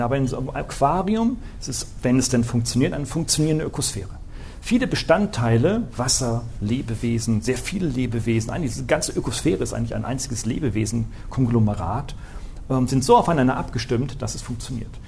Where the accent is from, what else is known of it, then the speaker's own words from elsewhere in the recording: Northern Germany, Germany; Ich bin ein Norddeutscher